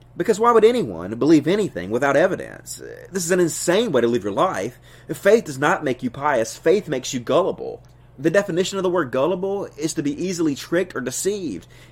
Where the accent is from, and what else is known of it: Arkansas, United States; accent: southern; also born or lived in Mississippi